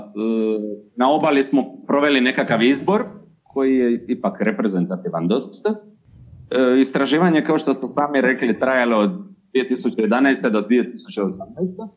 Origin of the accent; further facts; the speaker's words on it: between Zadar and Šibenik, Dalmatia, Croatia; accent: southern Chakavian (Dalmatian); po mome naglasku smještam između Zadra i Šibenika